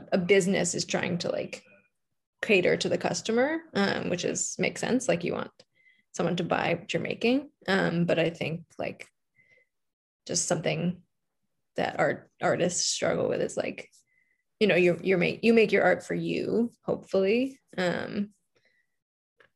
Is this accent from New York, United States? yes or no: yes; New York City, New York, United States; moved away as an adult; I grew up in New York City, like in Manhattan